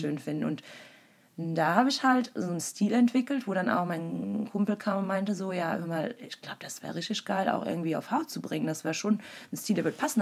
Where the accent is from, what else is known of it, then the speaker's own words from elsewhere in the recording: Wallonia, Belgium; moved away as an adult; now in Berlin, Germany; ich komme ursprünglich aus Belgien, Ostbelgien, einer kleinen deutschsprachigen Region. Äh, also bin auch da geboren und äh, bin sehr dörflich aufgewachsen